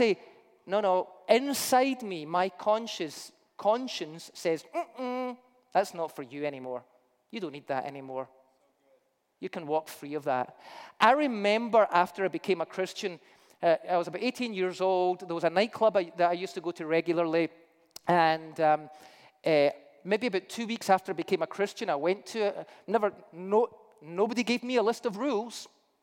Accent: Scotland, United Kingdom; I'm Scottish

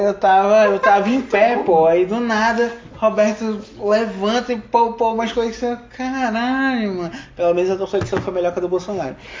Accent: Manaus, Amazonas, Brazil; eu sou de Manaus

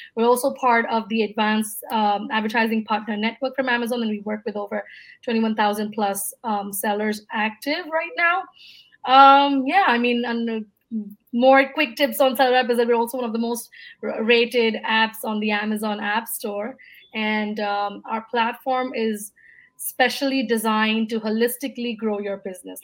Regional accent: India; moved away as an adult; also born or lived in Singapore / Dubai / United States; before moving back to my home country, India, I was in the US for about five years

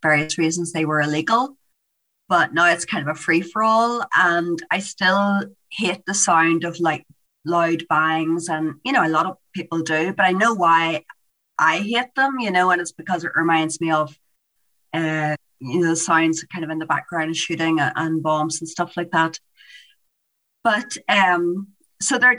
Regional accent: Newry, Northern Ireland, United Kingdom; also born or lived in Holywood, County Down; I grew up in Hollywood, which is a really nice area on the outside of Belfast

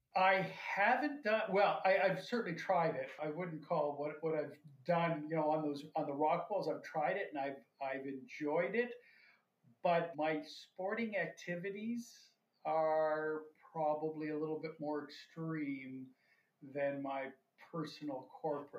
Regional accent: London, Ontario, Canada; moved away as an adult; also born or lived in Toronto / Tokyo / New York; I grew up in London, Ontario, and then I went to school out here in the East.

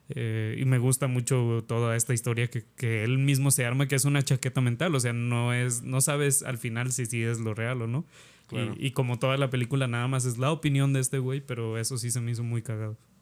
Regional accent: Mexico; a nosotros como mexicanos

